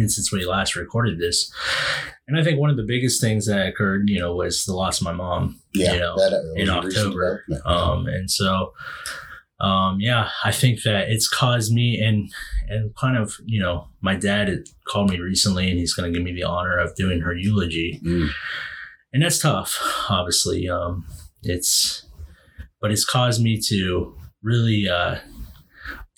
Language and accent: English; Western Pennsylvania, United States; my dad retired from the Air Force, and then we settled in Western PA. So, I'm obviously, you know me, I'm proud to be from Western PA